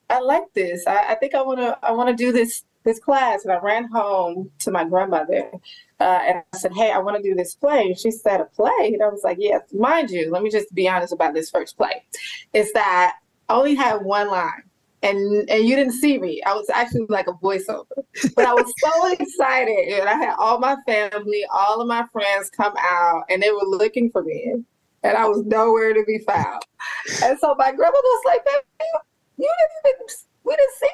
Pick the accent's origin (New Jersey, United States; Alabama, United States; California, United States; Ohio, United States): Alabama, United States; Birmingham; now in Atlanta, United States; I am originally from Alabama